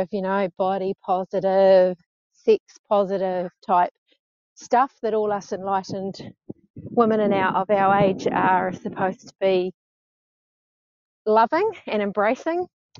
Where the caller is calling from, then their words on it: New Zealand; Hey, so I'm calling from New Zealand. I'm 54, almost 55.